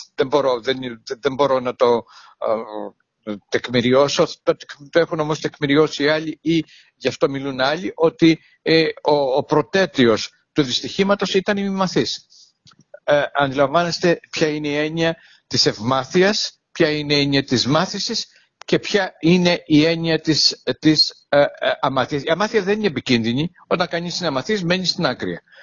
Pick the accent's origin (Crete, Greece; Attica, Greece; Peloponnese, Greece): Crete, Greece; Heraklion; την πόλη μου, το Ηράκλειο Κρήτης